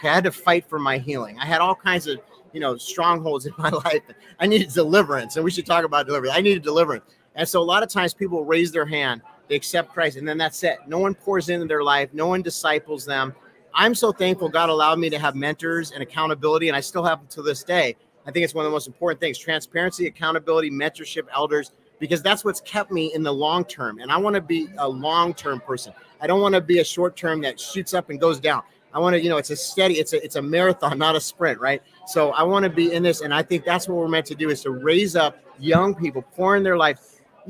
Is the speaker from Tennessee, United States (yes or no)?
yes; Nashville, Tennessee, United States; I mean, I come from Nashville, you know, there's like literally like a coffee shop on every corner.